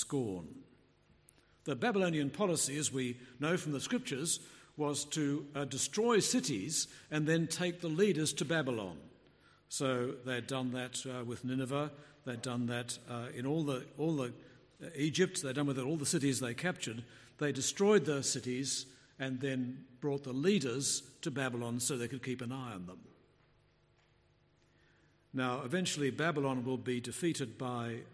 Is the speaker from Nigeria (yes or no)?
no; Melbourne, Victoria, Australia; also born or lived in England; I was born in Melbourne, raised in Melbourne, I spent 10 years in England